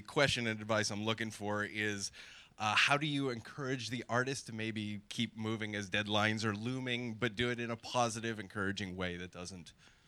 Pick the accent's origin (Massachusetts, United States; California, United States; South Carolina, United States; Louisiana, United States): Massachusetts, United States; Boston; I'm from Boston